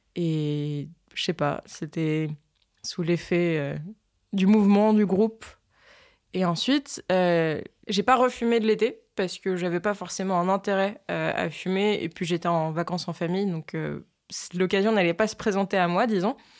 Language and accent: French; France; Je suis une Française